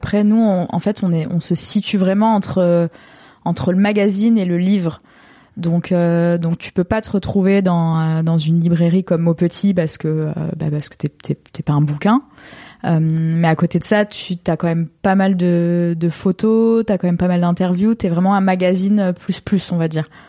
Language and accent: French; Baillargues, Occitania, France; moved away as an adult; now in Marseille, France; born and raised euh, in Montpellier, plus précisément dans un petit village à côté, à 10 minutes, qui s'appelle Bayargues